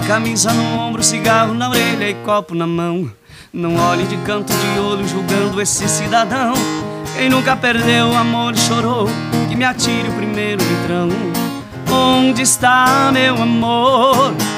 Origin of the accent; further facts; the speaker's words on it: Paraná, Brazil; now in Rio Grande do Sul, Brazil; venho lá do estado do Paraná, a minha criação é mais do, do sertanejo mesmo